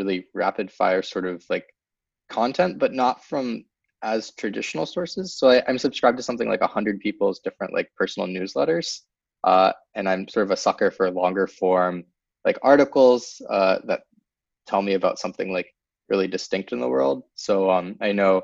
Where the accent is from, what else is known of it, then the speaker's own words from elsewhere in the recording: New Hampshire, United States; moved away as an adult; also born or lived in Pittsburgh / San Francisco Bay Area; now in San Francisco, United States; I grew up in New Hampshire, and then I went to college in Pittsburgh.